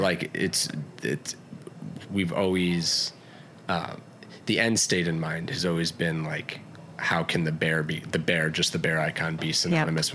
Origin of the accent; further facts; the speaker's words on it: Atlanta, Georgia, United States; where I spent most of my childhood, Atlanta, Georgia.